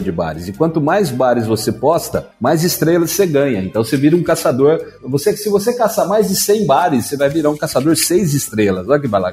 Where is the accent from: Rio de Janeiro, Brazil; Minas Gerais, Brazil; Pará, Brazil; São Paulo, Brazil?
São Paulo, Brazil; Campinas; eu sou de Campinas, né? Interior de São Paulo.